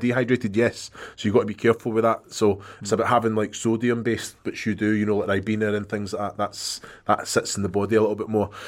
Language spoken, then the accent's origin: English; Scotland, United Kingdom; I'm Scottish, mate.